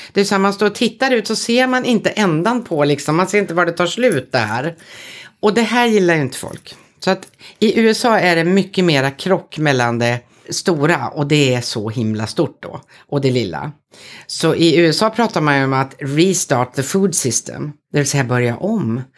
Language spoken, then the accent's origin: Swedish; Södermanland, Sweden; Jag är en bonddotter från Sörmland